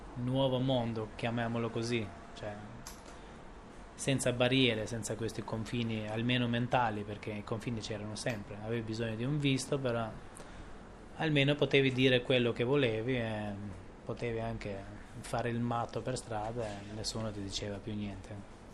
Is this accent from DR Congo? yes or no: no; Tirana, Tirana County, Albania; io sono cresciuto qua a Tirana